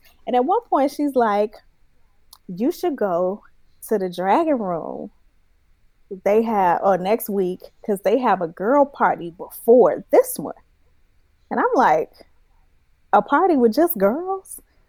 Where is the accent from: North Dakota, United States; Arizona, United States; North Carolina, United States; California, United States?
California, United States; San Francisco; Because, like, I'm from San Francisco, from the Bay, and we go to the gay club all the time, and it's fun, blah, blah, blah.